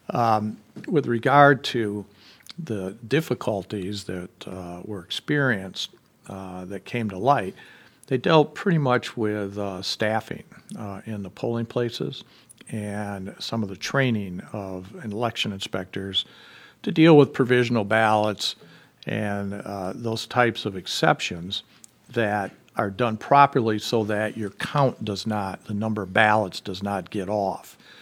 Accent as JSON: {"language": "English", "region": "southwestern Michigan", "country": "United States", "tie": "born or raised there", "said": "moving back to my hometown in southwestern Michigan"}